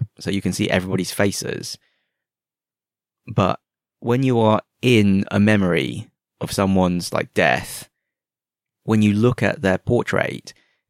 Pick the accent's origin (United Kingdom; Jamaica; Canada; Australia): United Kingdom; now in Hong Kong; I've had several people ask me if I'm from Sydney. And I'm like, no, I'm from the UK. And they're like, oh, you don't really sound like you're from the UK.